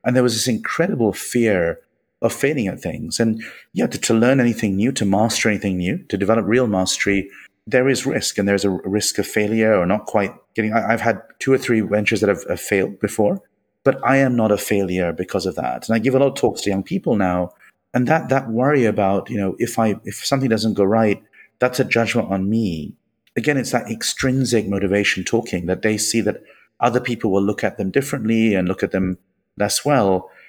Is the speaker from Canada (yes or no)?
no; India; born there; moved away; also born or lived in United Kingdom / Middle East; I was born in India, but most of my life has been in the UK and the Middle East and so on.